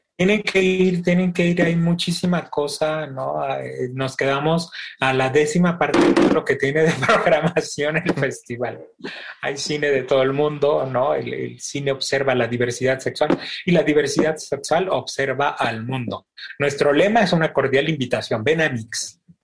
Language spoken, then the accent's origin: Spanish; Mexico; buenos mexicanos